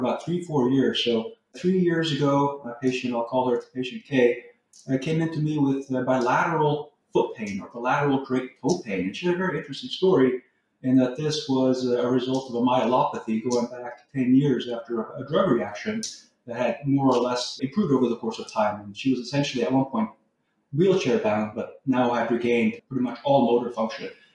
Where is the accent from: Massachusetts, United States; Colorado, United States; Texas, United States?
Texas, United States; moved away as an adult; also born or lived in Norway; now in California, United States; I'm originally from Norway, but moved to Texas when I was fairly young, 10 years old. So more or less, I grew up in the U.S.